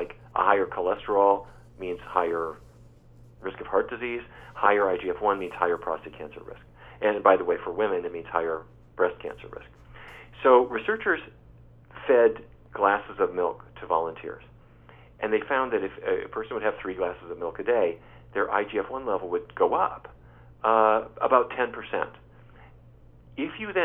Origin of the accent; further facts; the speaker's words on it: Fargo, North Dakota, United States; as a kid growing up in Fargo, North Dakota